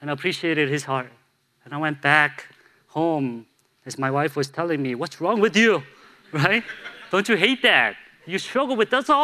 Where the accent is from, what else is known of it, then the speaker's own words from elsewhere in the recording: Buffalo Grove, Illinois, United States; also born or lived in St. Louis; Buffalo Grove? Like, my hometown?